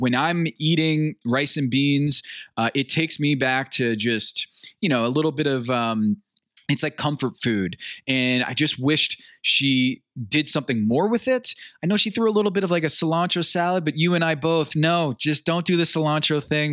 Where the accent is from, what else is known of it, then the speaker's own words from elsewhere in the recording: United States; also born or lived in Sao Paulo, Brazil; I came back to the States when I was like 4 and a half.